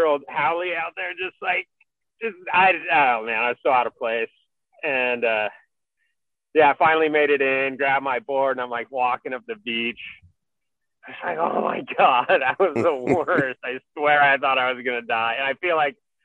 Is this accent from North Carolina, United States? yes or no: no; California, United States; I'm Californian